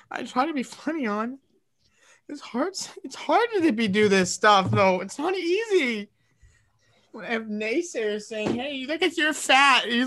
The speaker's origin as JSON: {"language": "English", "country": "Australia", "said": "I'm from Australia."}